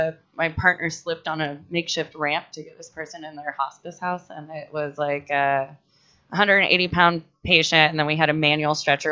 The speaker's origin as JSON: {"language": "English", "region": "Florida", "country": "United States", "said": "I'm from Florida."}